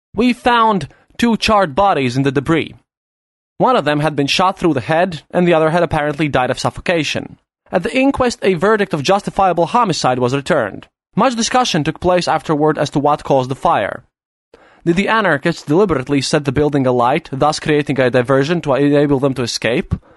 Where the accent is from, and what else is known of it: Latvia